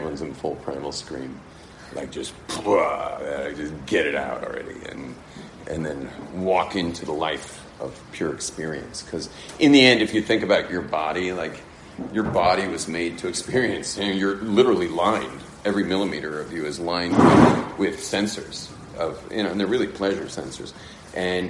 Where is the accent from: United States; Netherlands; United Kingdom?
United States; Southern California; moved away as an adult; now in Israel; born and raised in Southern California